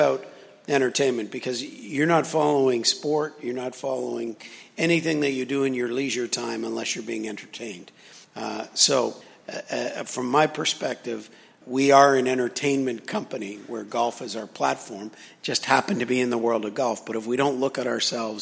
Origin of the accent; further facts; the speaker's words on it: Toronto, Ontario, Canada; moved away as an adult; I am Canadian, from the thriving metropolis of Toronto